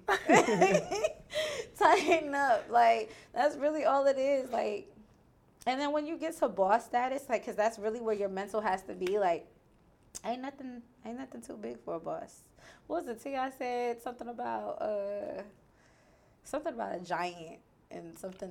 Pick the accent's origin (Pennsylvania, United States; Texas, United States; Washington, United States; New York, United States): New York, United States; now in Houston, United States; I'm from New York